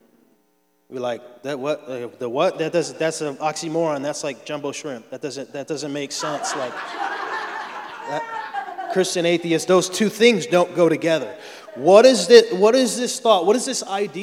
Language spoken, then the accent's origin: English; Florida, United States; I'm from Florida